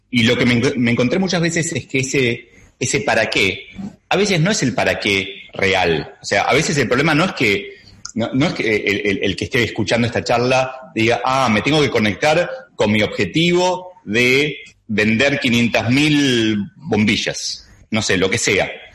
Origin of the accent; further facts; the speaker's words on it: Argentina; ya es evidente que soy argentino